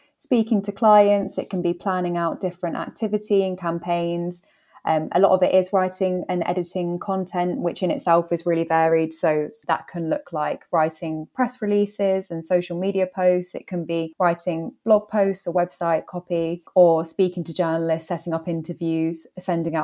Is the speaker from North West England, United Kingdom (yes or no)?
no; London, United Kingdom; moved away as an adult; now in Manchester, United Kingdom; as you can probably tell from my accent, I'm not from Manchester. So I grew up in London. Moved up to Manchester for a university and just stayed since.